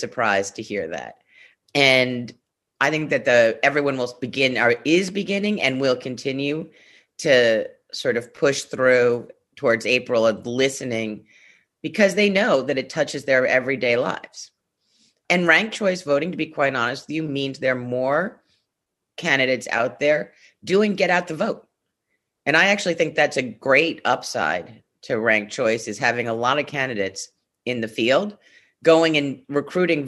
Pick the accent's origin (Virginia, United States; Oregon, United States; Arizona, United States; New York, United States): New York, United States; New York City; I'm from Brownstone, Brooklyn, so have a few roots here